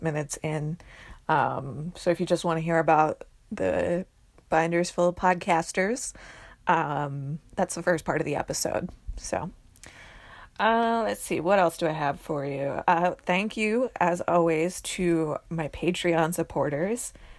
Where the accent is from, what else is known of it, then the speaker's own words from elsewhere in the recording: New Jersey, United States; I'm from New Jersey